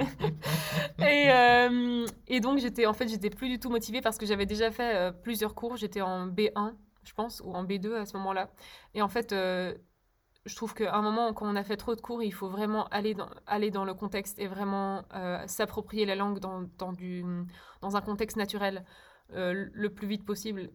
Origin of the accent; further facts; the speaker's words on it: Brussels, Brussels-Capital Region, Belgium; first language Czech; French is a second language; also born or lived in Berlin, Germany / Czech Republic; J'ai grandi à Bruxelles, en Belgique